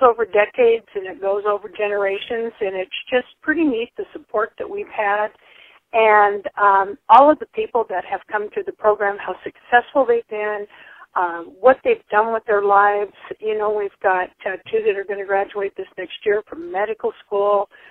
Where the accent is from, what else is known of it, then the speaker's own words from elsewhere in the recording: Tendoy, Idaho, United States; moved away as an adult; also born or lived in Salmon, Idaho / Dillon, Montana; I was born in Salmon and uh, grew up at a place called Tendoy, Idaho.